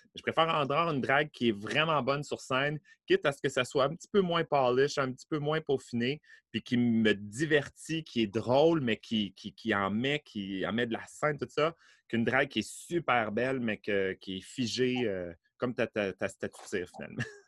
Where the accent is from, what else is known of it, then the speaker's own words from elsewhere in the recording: Beauport, Quebec, Canada; je suis né à Beauport